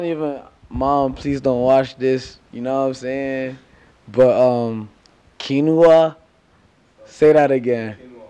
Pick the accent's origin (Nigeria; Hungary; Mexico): Nigeria; also born or lived in London; now in Atlanta, United States; I'm coming from Nigeria / London to Atlanta. That's America.